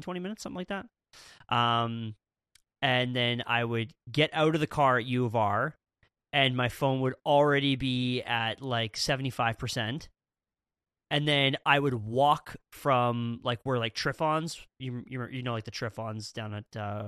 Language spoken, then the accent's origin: English; Saskatchewan, Canada; Man, I love to tell people in Ontario that I'm from Saskatchewan.